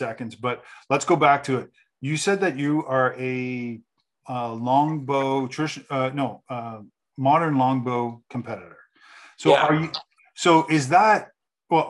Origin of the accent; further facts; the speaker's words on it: Canada; I'm Canadian